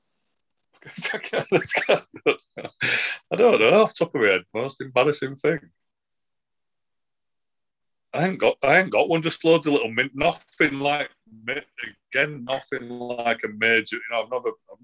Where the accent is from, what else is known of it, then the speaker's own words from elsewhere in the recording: Manchester, North West England, United Kingdom; now in near Leeds and York, United Kingdom; That's where I'm from originally and all my dad's family are from